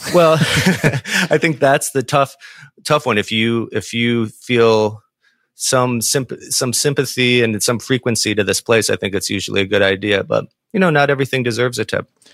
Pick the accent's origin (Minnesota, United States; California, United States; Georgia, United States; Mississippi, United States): Minnesota, United States; Saint Paul; I'm from Saint Paul as well